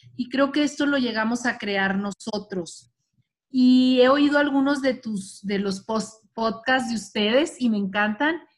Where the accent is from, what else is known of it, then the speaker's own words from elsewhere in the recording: Chihuahua, Mexico; soy de Chihuahua